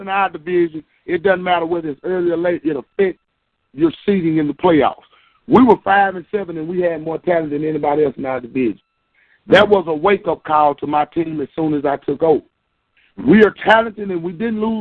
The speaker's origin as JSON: {"language": "English", "region": "the South", "country": "United States", "said": "I'm from the South"}